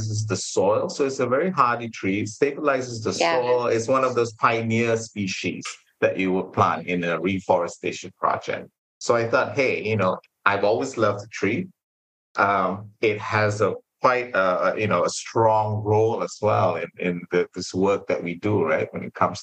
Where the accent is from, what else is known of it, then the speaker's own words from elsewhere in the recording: Malaysia; being Malaysian